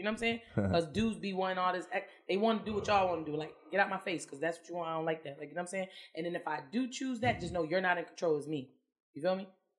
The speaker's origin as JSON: {"language": "English", "region": "Arkansas", "country": "United States", "said": "I'm from Arkansas."}